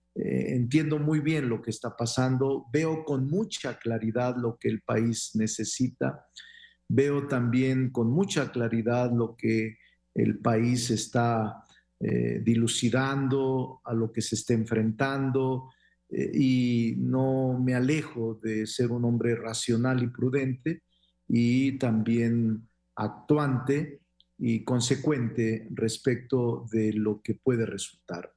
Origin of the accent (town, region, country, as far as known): Mexico